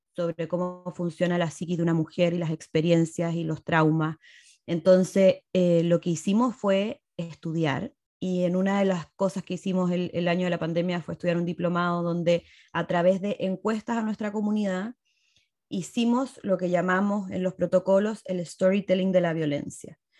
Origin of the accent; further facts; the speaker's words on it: Chile; moved away as an adult; now in Mexico; yo soy chilena. Vivo hace siete años y medio en México